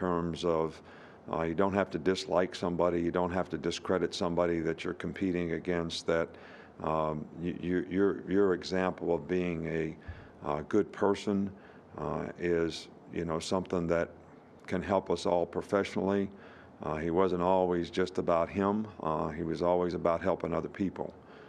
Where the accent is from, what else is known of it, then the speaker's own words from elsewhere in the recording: West Virginia, United States; he kind of recruited the area that I grew up in West Virginia, which was pretty rural.